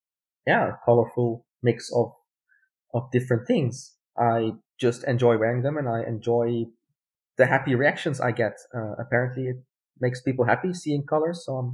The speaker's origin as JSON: {"language": "English", "country": "Netherlands", "tie": "born or raised there", "first_language": "Dutch", "second_language": "English", "said": "I was born and raised in the Netherlands. So the language I'm best at is Dutch. But my family have a German background. So like German migration background. I'm also fluent in German."}